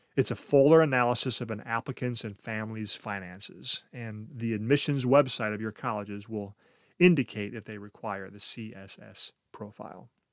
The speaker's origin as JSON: {"language": "English", "country": "United States", "said": "we, as American culture"}